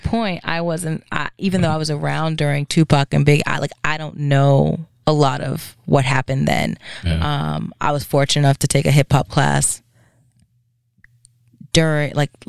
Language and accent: English; New York City, New York, United States; I was born in the Bronx.